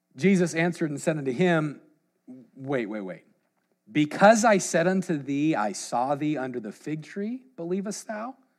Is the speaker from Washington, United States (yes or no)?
yes; Washington, United States; We're from the opposite side, Washington State